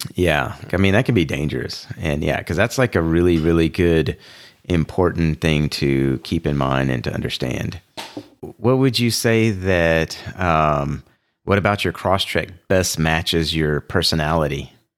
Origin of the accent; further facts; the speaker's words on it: Houston, Texas, United States; I grew up in Houston, which is completely flat